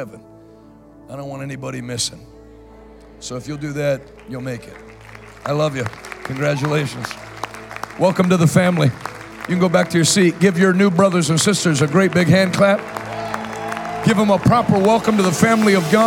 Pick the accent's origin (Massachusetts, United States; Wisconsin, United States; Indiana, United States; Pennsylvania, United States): Pennsylvania, United States; Pittsburgh; I'm from Pennsylvania. I can't roll my R's